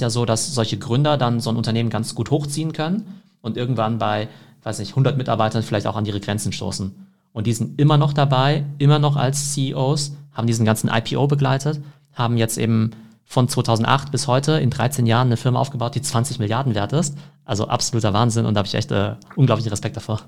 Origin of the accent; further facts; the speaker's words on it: Germany; ich als Deutscher